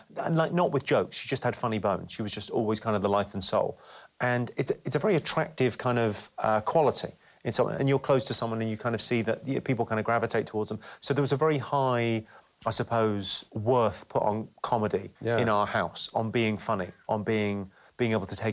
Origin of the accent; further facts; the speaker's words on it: South East England, United Kingdom; also born or lived in Slough / Ireland; I speak and present myself in this way because I was raised and educated in the home counties.